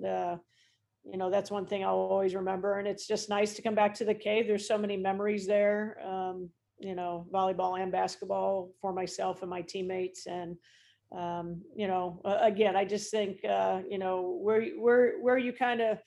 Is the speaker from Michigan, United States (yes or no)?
no; Mishawaka, Indiana, United States; when I was growing up in Mishawaka